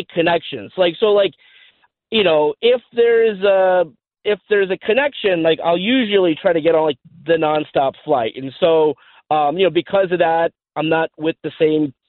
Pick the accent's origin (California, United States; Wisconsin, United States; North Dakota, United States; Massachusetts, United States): California, United States; Los Angeles; I'm from Los Angeles